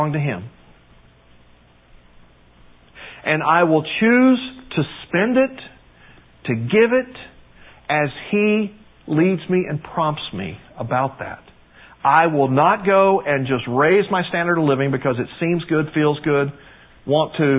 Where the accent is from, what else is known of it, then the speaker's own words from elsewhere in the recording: United States; being American